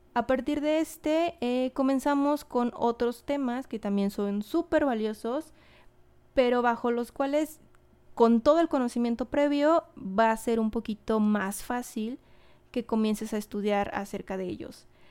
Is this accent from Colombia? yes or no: no; Mexico; yo soy mexicana